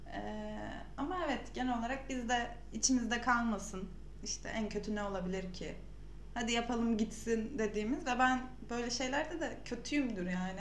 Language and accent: Turkish; Samsun, Turkey; now in Ankara, Turkey; Samsunluyum. Ankara'da yaşıyorum.